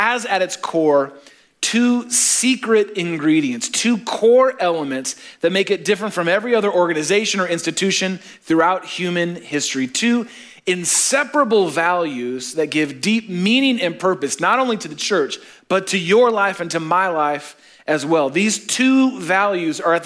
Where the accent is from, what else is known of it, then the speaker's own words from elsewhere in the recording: Chicago, Illinois, United States; we're from Chicago